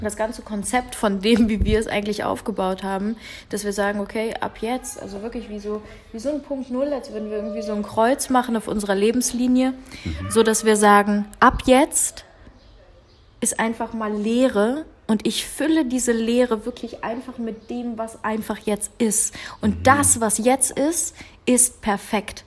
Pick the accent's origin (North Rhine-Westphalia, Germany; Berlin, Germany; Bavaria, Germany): North Rhine-Westphalia, Germany; Cologne; Eigentlich kommen wir aus derselben Stadt, aus Köln